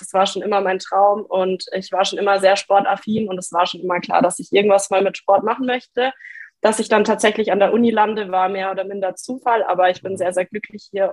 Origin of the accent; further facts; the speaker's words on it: Lower Franconia, Bavaria, Germany; moved away as an adult; now in Passau, Germany; ich komme trotzdem aus Bayern, ein bisschen aus einem anderen Eck, eigentlich aus Unterfranken